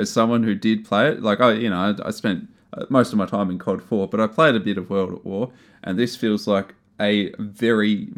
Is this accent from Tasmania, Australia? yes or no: yes; Tasmania, Australia; I hail from Tasmania, mate.